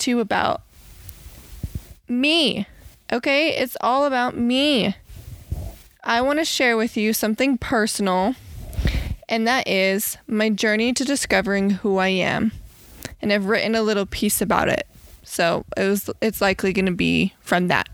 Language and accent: English; Bloomfield, New Mexico, United States; moved away; I come from Navajo Nation, the reservation off of Bloomfield, New Mexico